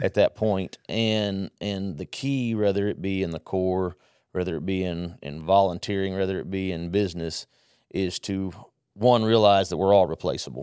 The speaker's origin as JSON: {"language": "English", "area": "Southwest Conference area", "region": "Texas", "country": "United States", "tie": "born or raised there", "also_born_or_lived": "Mexico", "said": "I grew up in the Southwest"}